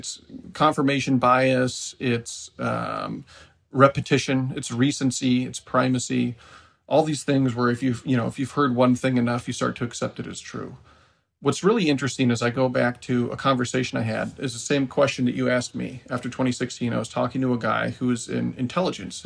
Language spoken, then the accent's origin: English; Decorah, Iowa, United States; my hometown, Decorah, is in northeast Iowa